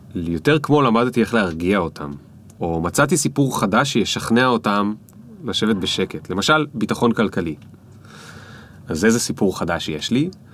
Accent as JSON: {"language": "Hebrew", "country": "Israel", "tie": "born or raised there", "said": "גדלתי על דרך עכו"}